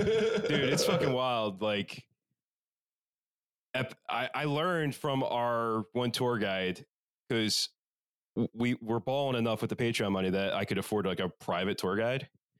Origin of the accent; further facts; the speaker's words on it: Philadelphia, Pennsylvania, United States; we're from Philadelphia.